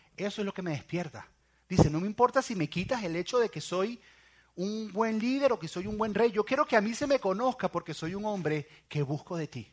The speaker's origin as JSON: {"language": "Spanish", "country": "Venezuela", "said": "en mi país, en Venezuela"}